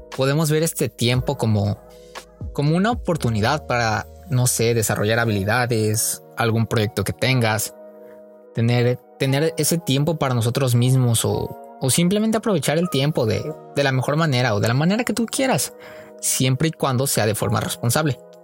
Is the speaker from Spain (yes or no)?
no; Oaxaca, Mexico; moved away as an adult; now in Tijuana, Mexico; soy de la más bonita Oaxaca. Cada que la escuela da vacaciones, mi mayor anhelo es regresar a mi pueblo